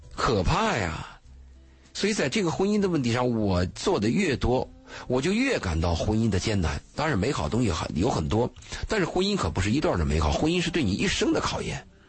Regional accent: China; 那我们中国人东方的概念就认为你们都夫妻了嘛，

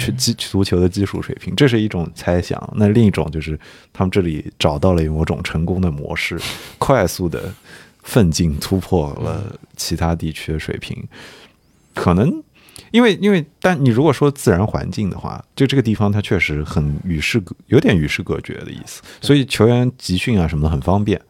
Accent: Nanjing, Jiangsu, China; 我是南京人

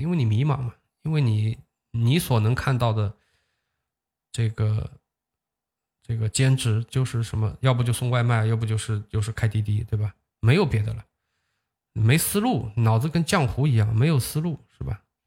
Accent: Huzhou, Zhejiang, China; 它好像是一个注册在我老家的一个公司吧

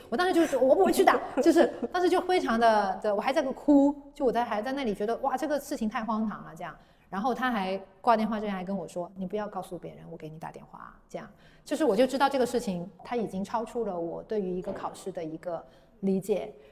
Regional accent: Guangzhou, Guangdong, China; 我是广州人，然后我家也在广州

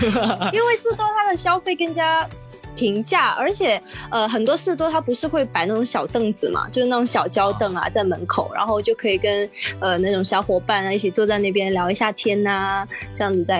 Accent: Guangzhou, Guangdong, China; 对，在广州的七十一比我老一岁啊，呃，所以其实可以说，他这个这个七十一，它是伴随我整个成长

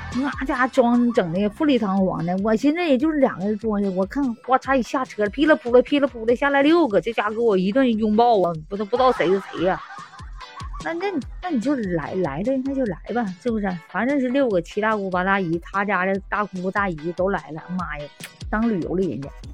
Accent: Northeast China, China; now in Sanya, China

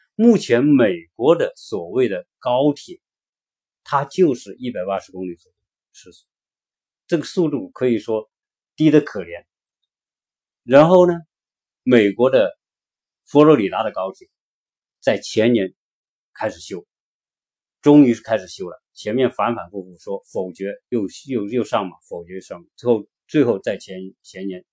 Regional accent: China; 我们作为一个中国人

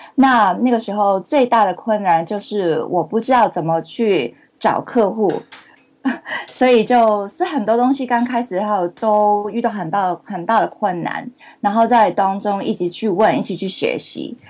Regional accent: Hong Kong; Chinese is a second language; moved away; also born or lived in Canada; 我是香港出生，然后在加拿大读书

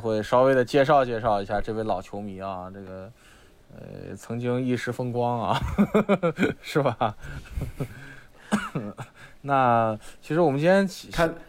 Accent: Xi'an, Shaanxi, China; 我是西安人

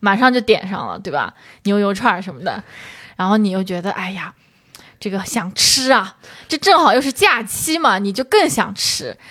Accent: Shangyu, Zhejiang, China; moved away; 我们上瑜伽香话

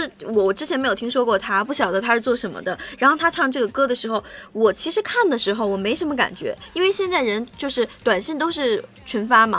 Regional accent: Shaanxi, China; 但是其实你看我是陕西人，我也没有特别觉得他们为陕西做什么啊。

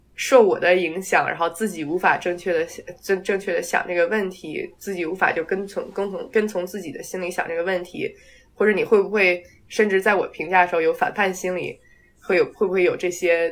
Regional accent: Taiyuan, Shanxi, China; 我当时是在，就是在老家太原那边出生的嘛

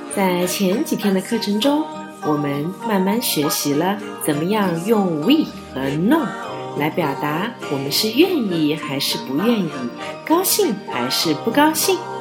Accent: China; 在我们中国人和法国人的相处中

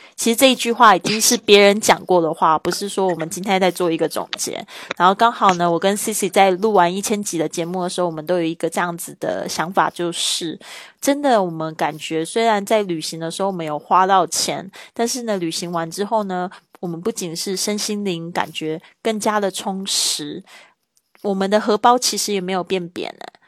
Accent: Taiwan; moved away as an adult; now in Spain; 来自台湾

